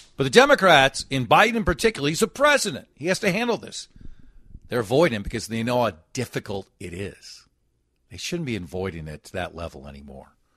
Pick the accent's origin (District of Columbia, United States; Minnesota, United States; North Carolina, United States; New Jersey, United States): Minnesota, United States; Golden Valley; I was born and lived in Golden Valley.